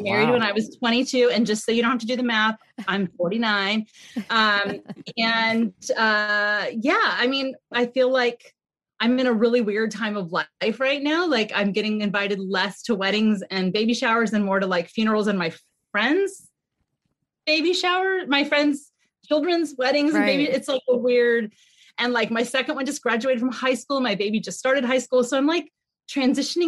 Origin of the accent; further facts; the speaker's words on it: California, United States; we had moved back to California. I'm from California.